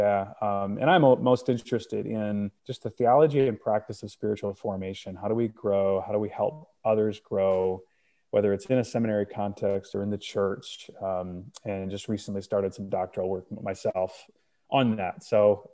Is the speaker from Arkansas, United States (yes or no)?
no; Northern Indiana, United States; moved away as an adult; now in Grand Rapids, United States; So I am originally from Indiana. I grew up in Northern Indiana, moved to Grand Rapids.